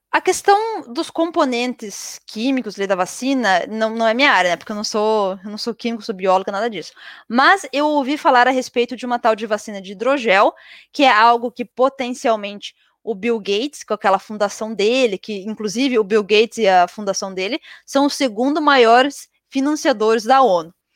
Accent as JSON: {"language": "Portuguese", "country": "Brazil", "also_born_or_lived": "Europe", "moved": "yes", "said": "eu sou brasileira"}